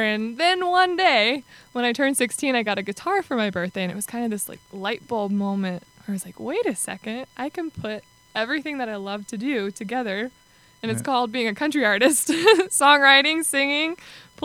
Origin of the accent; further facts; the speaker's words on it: Nashville, Tennessee, United States; I was born in Nashville